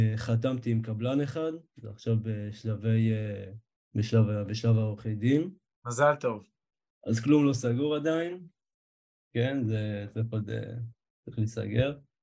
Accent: Petah Tikva, Central District, Israel; חזרתי לעיר מולדתי, פתח תקווה

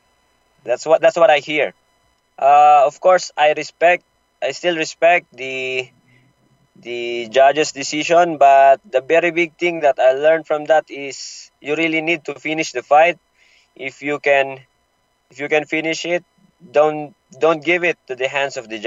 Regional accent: Manila, Metro Manila, Philippines; it's my hometown

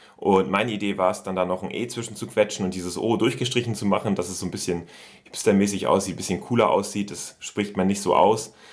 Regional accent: Oldenburg, Lower Saxony, Germany; bei uns in Oldenburg, in der Heimatstadt.

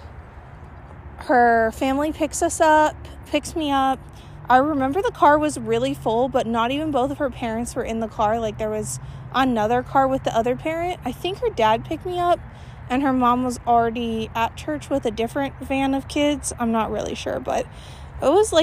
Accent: Gilbert, Arizona, United States; I grew up in Gilbert, Arizona, which has an extremely high Mormon population

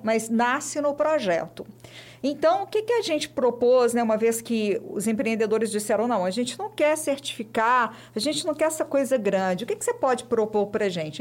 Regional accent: Belo Horizonte, Minas Gerais, Brazil; Nasci em Belo Horizonte, sou de BH

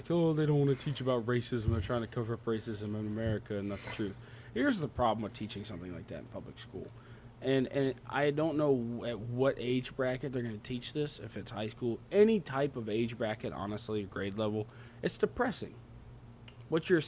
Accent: the South, United States; I talk funny. I'm from the South.

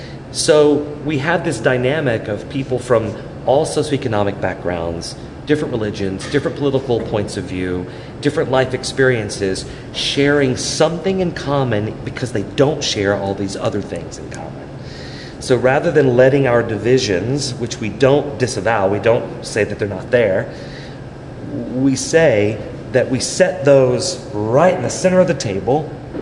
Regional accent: New York City, New York, United States; Because look, I mean, I grew up in New York. Donald Trump went to my church.

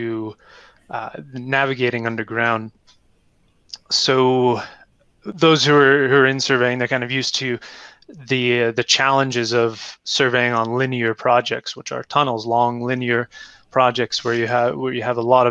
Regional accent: Canada; moved away; I'm originally from Canada

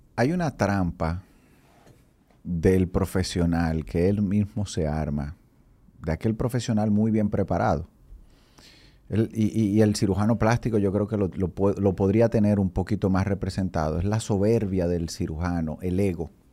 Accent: San Francisco de Macorís, Duarte, Dominican Republic; born or raised there; moved away as an adult; also born or lived in Colombia / Brazil; now in Santo Domingo, Dominican Republic

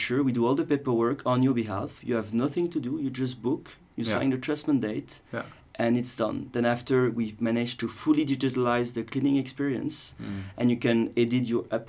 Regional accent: Paris, Île-de-France, France; moved away as an adult; now in Switzerland; I'm actually from Paris, even though I've been living in Switzerland for 7 years now

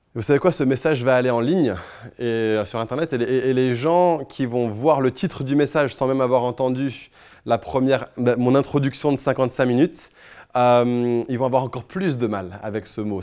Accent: France; je suis français autant que vous

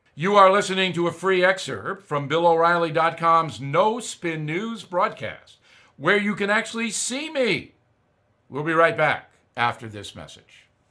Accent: near Westbury, New York, United States; Westbury, New York, right near where I was raised

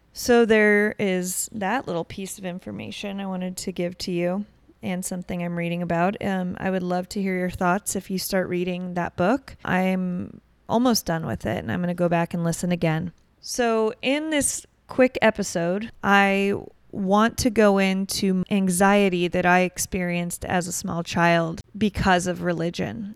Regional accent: Newport Beach, California, United States; grew up in born and raised in Newport Beach, Huntington Beach, Orange County area

